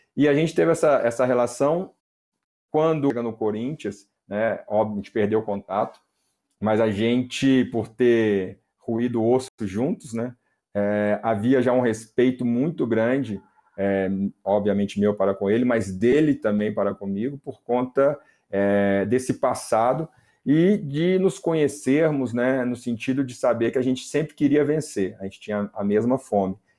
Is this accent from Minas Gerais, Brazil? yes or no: yes; Belo Horizonte, Minas Gerais, Brazil; eu sou de Belo Horizonte